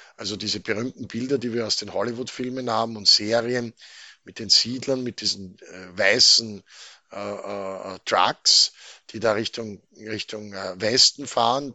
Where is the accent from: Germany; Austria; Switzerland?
Austria; Wir sind als Österreicher